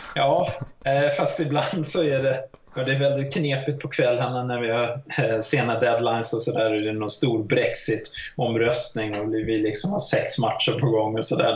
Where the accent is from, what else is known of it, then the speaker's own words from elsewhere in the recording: Sweden; jag är svensk